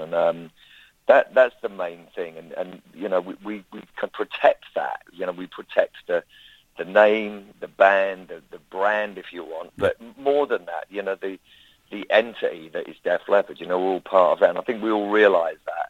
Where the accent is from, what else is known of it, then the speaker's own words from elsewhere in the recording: London, United Kingdom; I'm from London